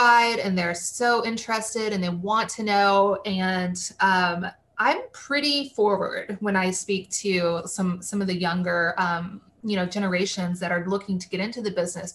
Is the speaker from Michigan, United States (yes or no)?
no; Waco, Texas, United States; my first market was my hometown, Waco